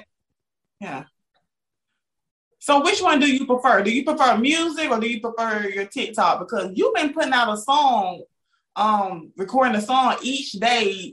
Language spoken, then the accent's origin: English; Georgia, United States; I'm from Georgia. I got an accent too